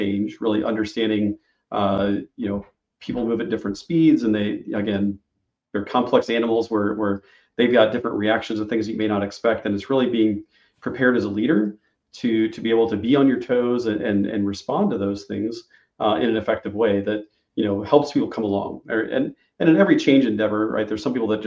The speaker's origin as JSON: {"language": "English", "region": "Illinois", "country": "United States", "said": "I'm from Illinois, and it's the land of Lincoln"}